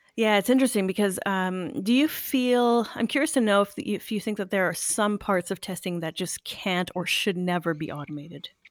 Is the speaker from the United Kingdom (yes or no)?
no; Canada; being French Canadian.